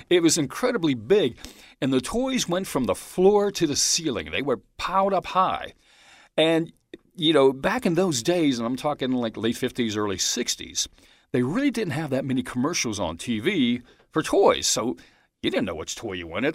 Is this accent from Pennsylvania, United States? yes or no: yes; Pittsburgh, Pennsylvania, United States; I was born in Pittsburgh